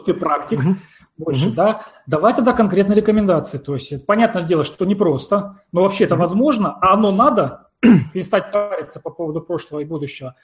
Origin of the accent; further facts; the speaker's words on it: Siberia, Russia; я родом из Сибири